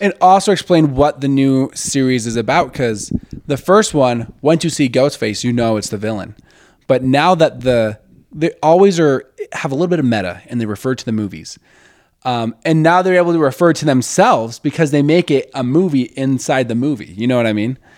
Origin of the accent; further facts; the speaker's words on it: Westland, Michigan, United States; also born or lived in Plymouth, Michigan; I'm from Westland